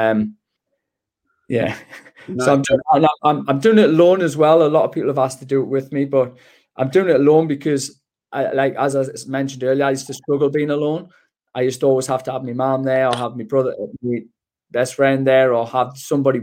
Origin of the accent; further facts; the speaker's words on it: Gateshead, North East England, United Kingdom; I'm not technically a Geordie because I'm from Gateshead